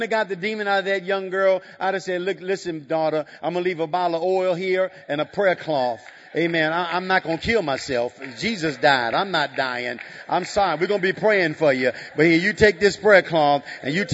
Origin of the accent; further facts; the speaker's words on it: Chicago, Illinois, United States; I'm from the south side of Chicago